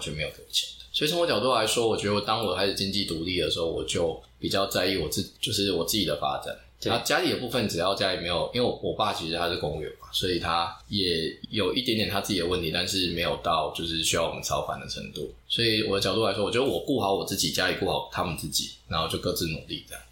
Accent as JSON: {"language": "Chinese", "area": "Dongshi Township", "region": "Chiayi County", "country": "Taiwan", "tie": "born or raised there", "said": "其实小时候是在嘉义长大，然后我其实在一个小渔村，就是嘉义县东石乡这个小渔村长大"}